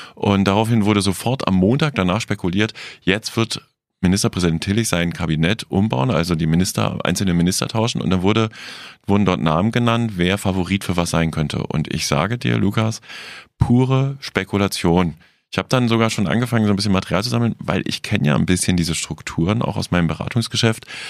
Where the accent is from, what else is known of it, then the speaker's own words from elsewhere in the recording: West Germany, Germany; ich, als Wessi